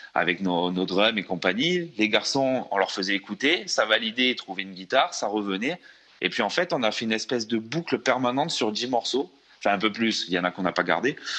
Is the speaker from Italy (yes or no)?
no; France; on est, on est français. On est français